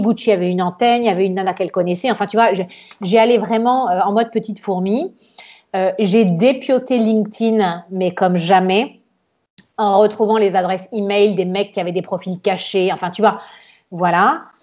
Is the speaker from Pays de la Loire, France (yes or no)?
no; Nice, Provence-Alpes-Côte d'Azur, France; moved away as an adult; also born or lived in Florence, Italy; now in Tuscany, Italy; j'ai grandi à Nice, on est à côté de l'Italie